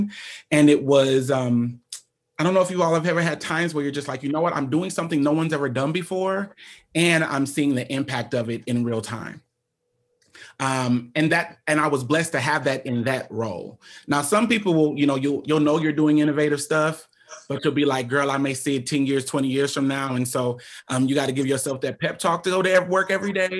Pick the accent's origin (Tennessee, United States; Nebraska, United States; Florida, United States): Nebraska, United States; Omaha; I'm born and raised in Omaha, Nebraska